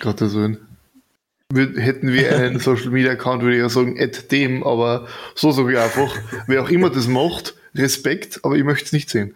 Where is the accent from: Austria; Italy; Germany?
Austria; Burgenland; ich komme jetzt aus dem Burgenland